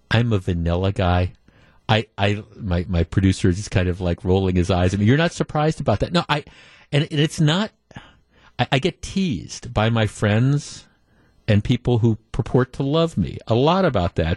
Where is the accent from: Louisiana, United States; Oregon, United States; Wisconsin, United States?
Wisconsin, United States; Glendale; I grew up in Glendale, so I was a cop's kid